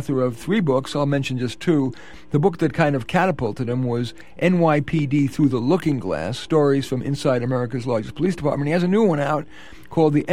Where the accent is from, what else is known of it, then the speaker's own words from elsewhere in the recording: New York City, New York, United States; accent: New York; moved away; I'm from the Bronx too, so I'm using my Bronx accent